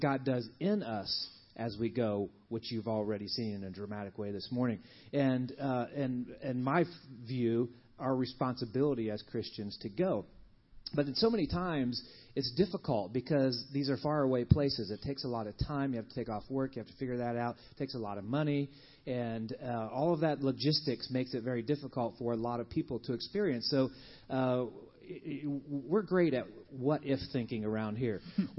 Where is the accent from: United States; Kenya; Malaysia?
Kenya; born there; I was born in Kenya and have spent much of my life in short-term mission projects with my parents